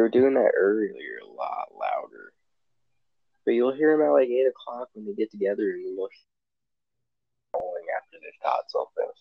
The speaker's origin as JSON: {"language": "English", "region": "Southern California", "country": "United States", "tie": "born or raised there", "moved": "yes", "said": "I was born and raised in Southern California and not Big Bear, okay?"}